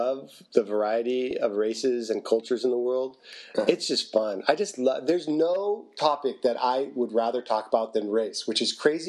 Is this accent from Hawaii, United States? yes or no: yes; Hawaii, United States; I grew up in Hawaii